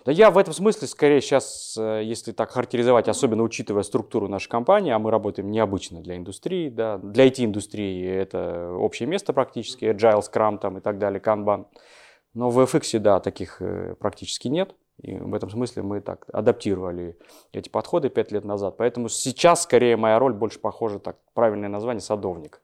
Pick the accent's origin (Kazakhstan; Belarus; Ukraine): Kazakhstan; Almaty; moved away as an adult; now in Moscow, Russia; в 2002 году я переехал в Москву, сам я из Алматы